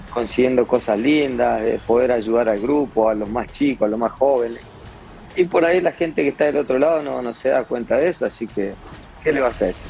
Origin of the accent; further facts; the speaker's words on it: Argentina; now in Mexico; yo tengo sangre argentina, soy bien argentino, pero me crié futbolísticamente también mucho tiempo acá en México